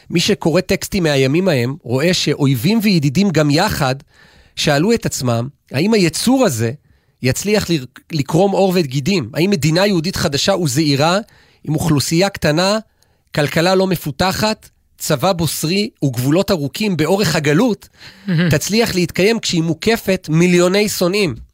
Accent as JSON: {"language": "Hebrew", "town": "Jerusalem", "region": "Jerusalem District", "country": "Israel", "lives_now": "Ramat HaSharon, Israel", "said": "אני יודע את זה, אגב, כי כירושלמי, אני הייתי מוזמן בעבר לפחות לאולפנים, גם אחרי שאגב שנים כבר גרנו ברמת השרון"}